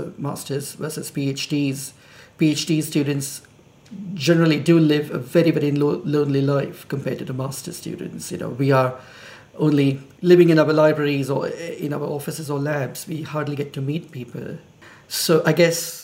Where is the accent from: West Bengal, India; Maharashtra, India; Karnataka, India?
Maharashtra, India; Mumbai; moved away as an adult; now in Edinburgh, United Kingdom; I'm from India, Bombay, or Mumbai, as they call it now.